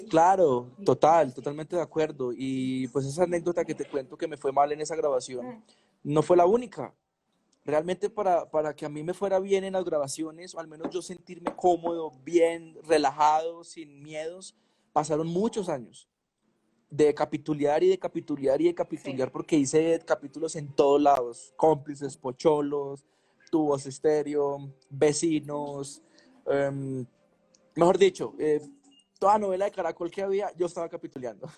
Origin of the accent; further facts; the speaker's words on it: Medellín, Antioquia, Colombia; Yo soy un pelado de Medellín, normal, de barrio, me pegaron un tiro a los 15 años